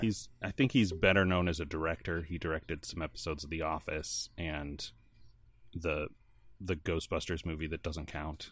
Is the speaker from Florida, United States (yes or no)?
no; outside Chicago, Illinois, United States; I grew up outside Chicago